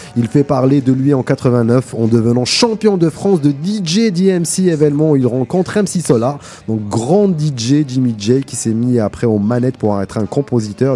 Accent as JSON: {"language": "French", "town": "El Karma", "region": "Oran Province", "country": "Algeria", "tie": "born or raised there", "moved": "as an adult", "lives_now": "Montreal, Canada", "said": "ma ville natale, à Al-Karma, un petit village dans la grande ville Oran, Oran qui est la, la, deuxième ville d'Algérie"}